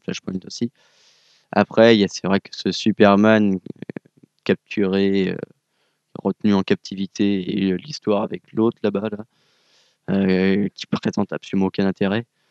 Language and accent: French; France; je suis français